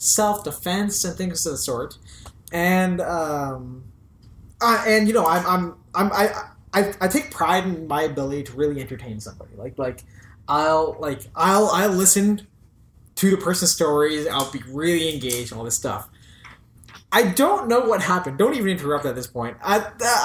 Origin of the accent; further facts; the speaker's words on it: Canada; I was born in Canada